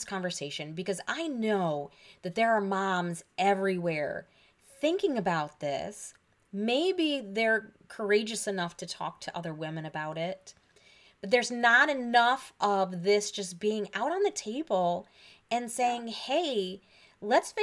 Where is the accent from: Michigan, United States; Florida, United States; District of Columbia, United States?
Michigan, United States; moved away as an adult; also born or lived in Pennsylvania; I grew up in Michigan, but I moved to Pennsylvania for grad school